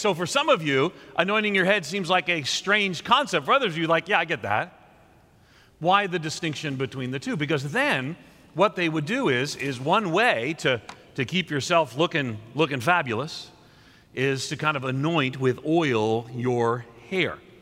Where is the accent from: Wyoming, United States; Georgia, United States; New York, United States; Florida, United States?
New York, United States; moved away; also born or lived in Nashville; I'm a New Yorker uh, by, uh, grew up there and a Northerner more so